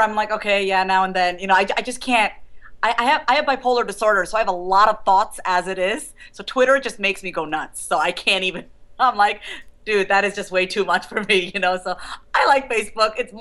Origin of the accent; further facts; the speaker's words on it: New York, United States; now in Kansas, United States; I was born and raised in New York